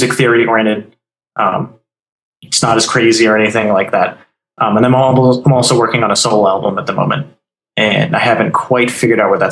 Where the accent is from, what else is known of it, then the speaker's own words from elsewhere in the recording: Arizona, United States; now in Florida, United States; I come from Arizona